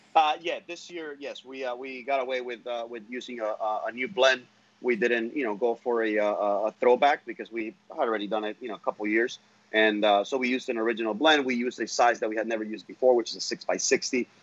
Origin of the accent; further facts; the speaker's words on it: Honduras; now in United States; I am from Honduras. My my family lives over there